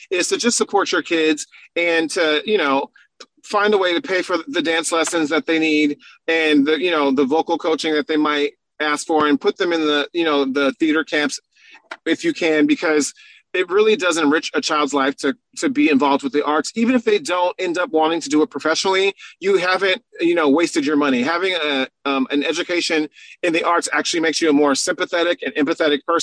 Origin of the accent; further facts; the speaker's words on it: San Diego, California, United States; Because, mind you, I'm from San Diego, California, and we don't do no snow, you know?